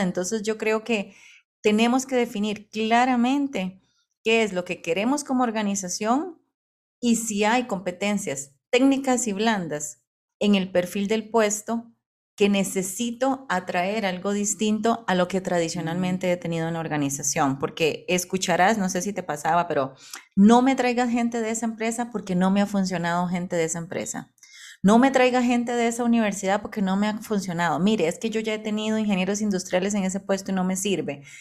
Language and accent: Spanish; Costa Rica; yo soy costarricense.